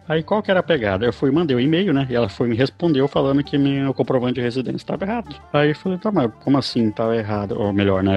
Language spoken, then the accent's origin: Portuguese; Mato Grosso, Brazil; moved away as an adult; now in Santa Catarina, Brazil; eu sou mato-grossense, eu nasci no Mato Grosso e me mudei para Santa Catarina tem que, uns, deixa eu chutar aí, uns 7, 10 anos